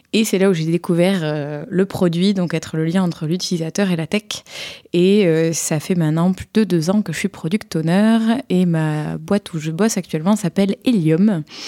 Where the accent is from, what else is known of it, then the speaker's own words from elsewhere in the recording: Montpellier, Occitania, France; accent: southern; je viens de Montpellier, d'où mon petit accent euh, sudiste.